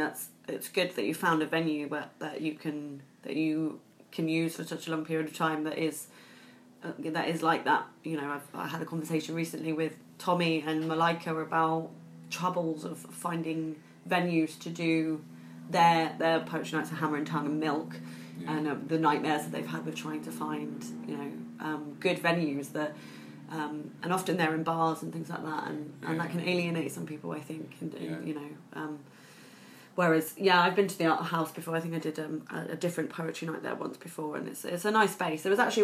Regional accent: Southampton, South East England, United Kingdom; now in Bristol, United Kingdom; I've lived in Bristol for three years or so. I'm originally from Southampton

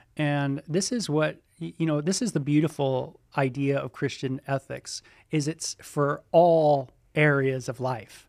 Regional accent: Southern California, United States; also born or lived in North Hollywood / Ventura County; I grew up in Southern California, uh, born in North Hollywood, and, uh, r, uh, raised out there, and then moved into, uh, Ventura County

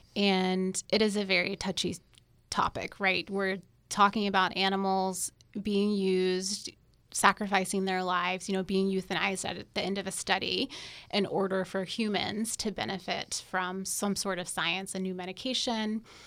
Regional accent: North Carolina, United States; moved away as an adult; also born or lived in Alabama / Houston, Texas; now in Florida, United States; I am originally from North Carolina.

